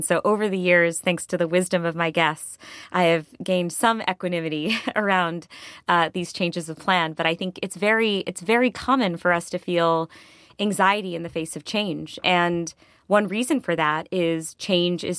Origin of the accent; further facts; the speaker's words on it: Connecticut, United States; in my hometown in Connecticut